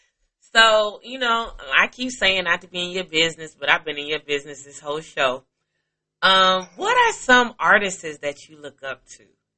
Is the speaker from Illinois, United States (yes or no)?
yes; Chicago, Illinois, United States; I'm from Chicago.